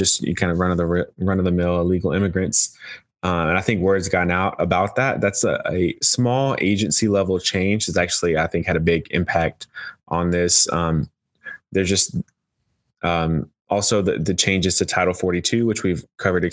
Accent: Texas, United States; now in Washington, D.C., United States; my home state of Texas

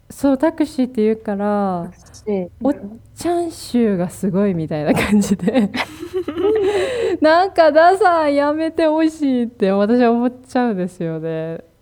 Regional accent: Kansai, Japan; 私たちも関西出身なんですけど

